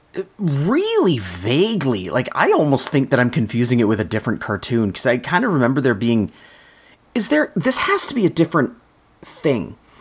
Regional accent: Canada; We are Canadian

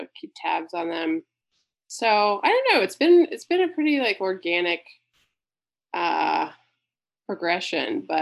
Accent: Pittsburgh, Pennsylvania, United States; I grew up born and raised in Pennsylvania and Pittsburgh

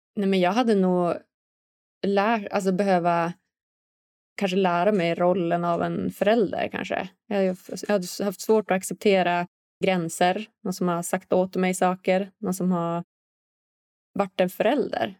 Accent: Umeå, Västerbotten County, Sweden; jag är själv uppvuxen här i, i Umeå, en liksom norrländsk stad

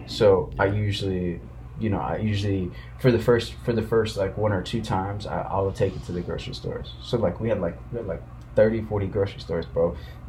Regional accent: Ethiopia; I'm from Ethiopia.

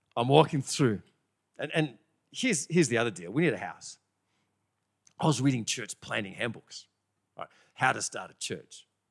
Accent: Bathurst, New South Wales, Australia; moved away; also born or lived in Sydney, Australia; I'm from Bathurst

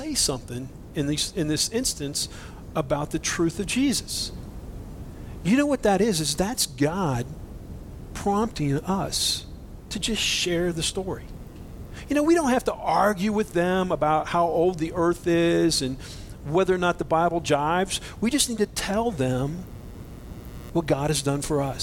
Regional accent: Boise, Idaho, United States; I'm from Boise

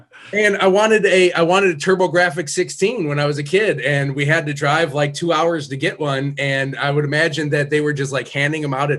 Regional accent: Midwest, United States; as a Midwesterner

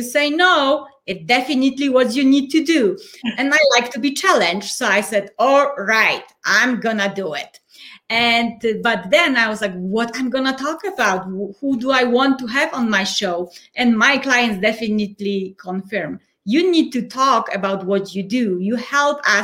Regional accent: Poland; English is a second language; moved away as an adult; now in Colorado Springs, United States; I am originally from Poland, but at the moment I live in the United States already almost 10 years. So Colorado Springs, Colorado

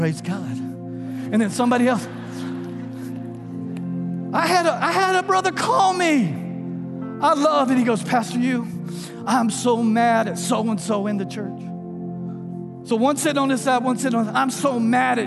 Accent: Texas, United States; now in Louisiana, United States; I'm from Texas originally, but we got here as soon as we could. We Louisiana people. Louisiana's home.

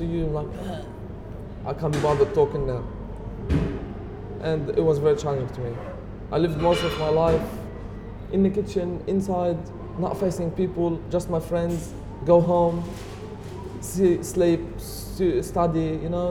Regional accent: Lebanon; English is a second language; moved away; I'm from Lebanon.

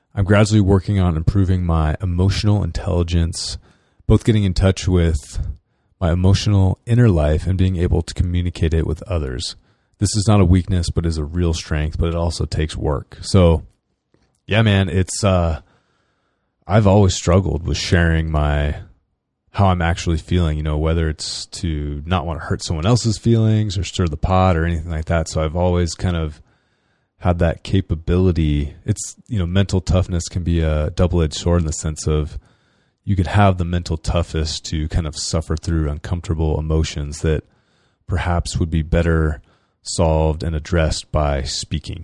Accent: Northern California, United States; I'm from California

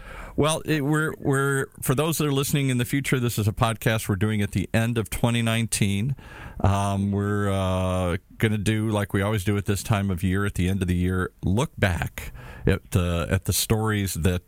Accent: Detroit, Michigan, United States; I grew up in Detroit in the belly of the beast

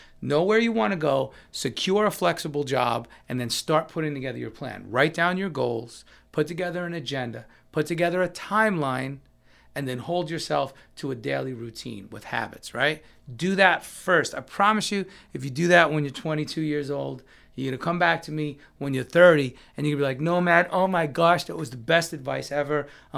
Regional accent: New York, United States; So when I'm in New York, my hometown, and there's this famous bakery that has my favorite cheesecake or my favorite black and white cookie, I'm gonna indulge.

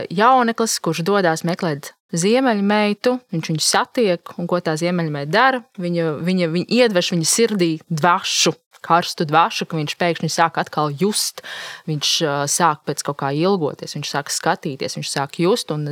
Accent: Latvia; kādi mēs vispār esam kā latvieši?

